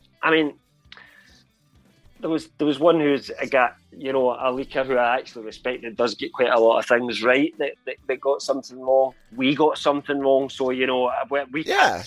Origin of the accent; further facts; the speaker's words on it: Scotland, United Kingdom; I'm Scottish.